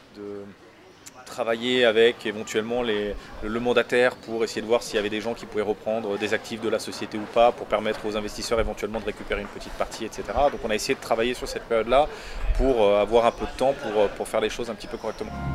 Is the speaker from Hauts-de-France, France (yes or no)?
no; Grenoble, Auvergne-Rhône-Alpes, France; moved away as an adult; also born or lived in Hossegor / London / Brussels; je suis originaire de Grenoble